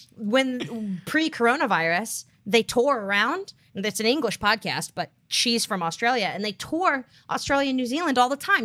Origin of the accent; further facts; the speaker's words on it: United States; as an American